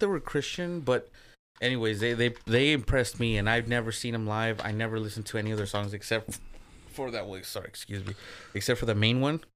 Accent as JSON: {"language": "English", "region": "Michoacán", "country": "Mexico", "said": "in the native language of the Purépechas, which is where I'm from in Mexico"}